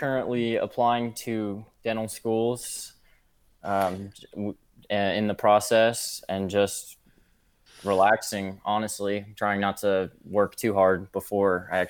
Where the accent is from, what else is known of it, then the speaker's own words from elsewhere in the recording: St. Petersburg, Florida, United States; also born or lived in Cincinnati; I'm not from Kentucky, though. I'm originally from St. Pete, Florida. Not born and raised, though. No one's from Florida originally. I'm from Cincinnati before that.